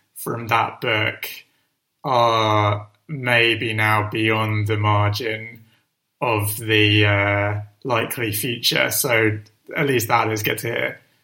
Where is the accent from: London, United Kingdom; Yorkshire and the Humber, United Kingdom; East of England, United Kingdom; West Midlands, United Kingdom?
London, United Kingdom; I grew up in North London and I still live in North London.